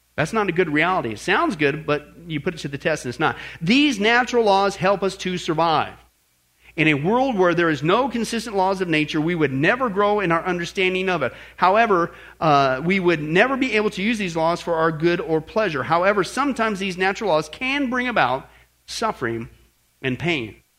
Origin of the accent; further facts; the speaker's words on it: Kansas, United States; moved away; also born or lived in Northern California; Growing up in Kansas